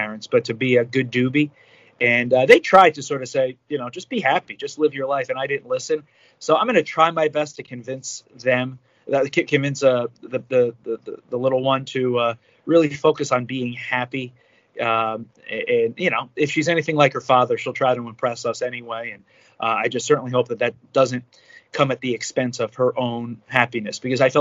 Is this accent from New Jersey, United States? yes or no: yes; New Jersey, United States; I'm from Jersey